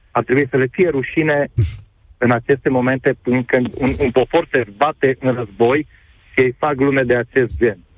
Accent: Cluj-Napoca, Cluj County, Romania; Nu am luat pe nimeni, sunt de la Cluj

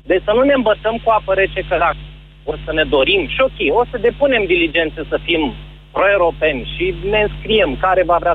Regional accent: Moldavia, Romania; vin din versiunea mai săracă a României

